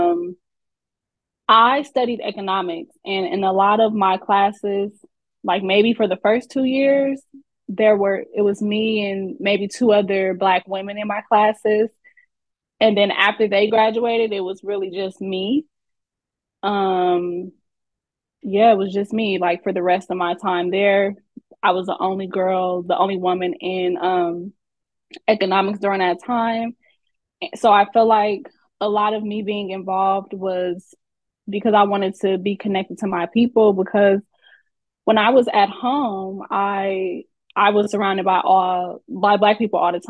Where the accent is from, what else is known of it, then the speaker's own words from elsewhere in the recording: Oakland, California, United States; I am from the Bay Area, Oakland, California.